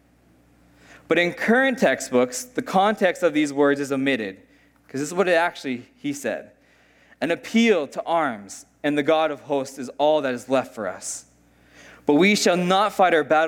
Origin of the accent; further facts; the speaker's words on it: United States; I'm American